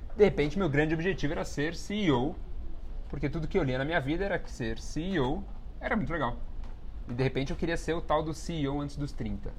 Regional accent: São Paulo, Brazil; eu venho de um bairro periférico aqui de São Paulo que chama Vila Ed. É, e para toda aquela minha referência de comunidade, de onde eu cresci

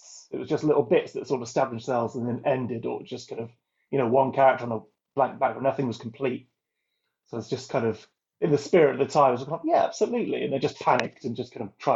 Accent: North Wales, United Kingdom; moved away; I'm from North Wales originally, which is a very rural landscape

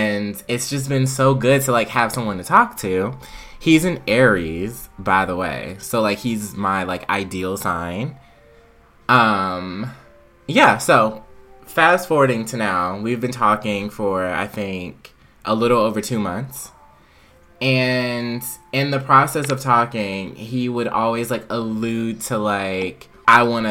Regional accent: South Carolina, United States; moved away; I was in South Carolina

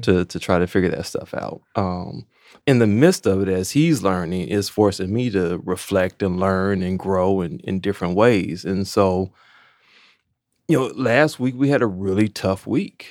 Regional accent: Maywood, Illinois, United States; also born or lived in Champaign / Chicago; I grew up in Maywood

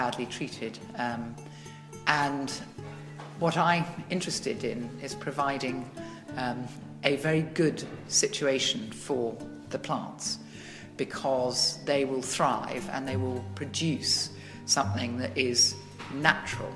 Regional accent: England, United Kingdom; moved away as an adult; also born or lived in Tuscany; now in Italy; I am English, but I've been living initially for 26 years

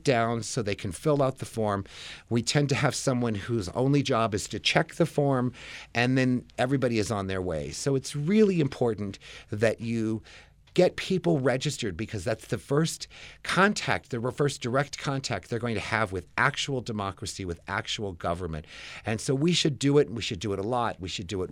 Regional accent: Albuquerque, New Mexico, United States; moved away as an adult; also born or lived in Massachusetts / New York; I grew up here in Albuquerque. I graduated from Manzano High School in 1976

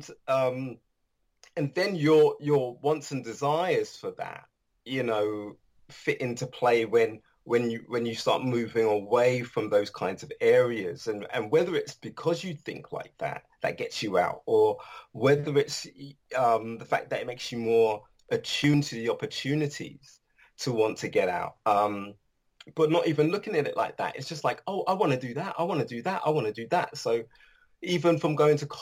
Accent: London, United Kingdom; also born or lived in Paddington / Harlesden / Harrow; Grew up in Kilburn, moved to Harlesden, and then straight across to Harrow.

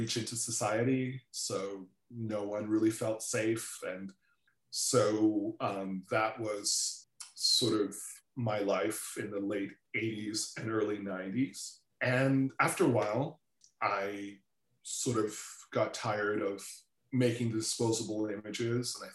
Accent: Toronto, Ontario, Canada; also born or lived in Trinidad / New York; I grew up in Toronto

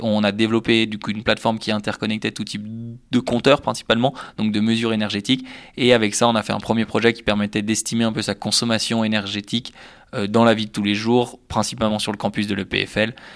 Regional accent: Annecy, Auvergne-Rhône-Alpes, France; moved away as an adult; also born or lived in Lausanne, Switzerland; je viens d'Annecy en France voisine où j'ai fait mes études jusqu'au baccalauréat

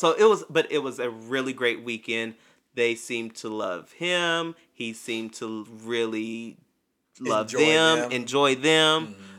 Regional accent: Kentucky, United States; moved away; It's a state park in my hometown.

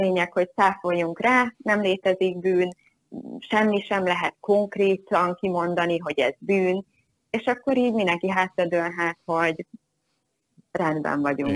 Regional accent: Hungary; magyar vagyok

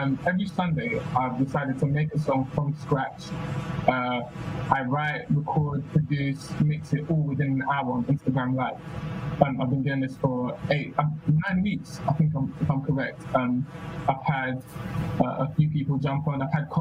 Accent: London, United Kingdom; I'm actually based in North London, but I was born in East London

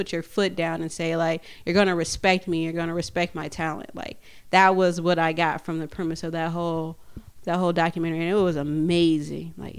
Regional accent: Chicago, Illinois, United States; also born or lived in Midwest; now in Richfield, United States; And like me and Nucky, when we first got here, we were both from we came from Chicago first.

